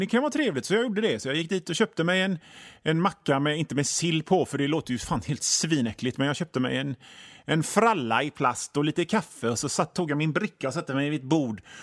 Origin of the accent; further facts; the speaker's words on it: Hönö, Västra Götaland, Sweden; jag är från Hönö